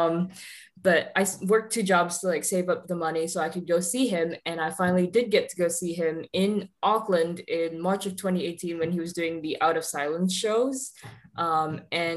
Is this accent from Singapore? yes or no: yes; Singapore; now in Florida, United States; I'm from Singapore and I live in Florida at the moment.